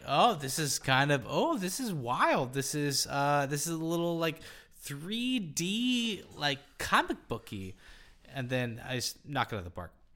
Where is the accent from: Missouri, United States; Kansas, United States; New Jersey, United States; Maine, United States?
Kansas, United States; Topeka; I was born and raised in Topeka, Kansas